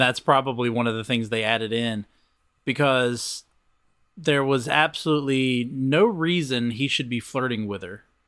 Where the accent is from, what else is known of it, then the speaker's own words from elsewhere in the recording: Covington, Georgia, United States; my hometown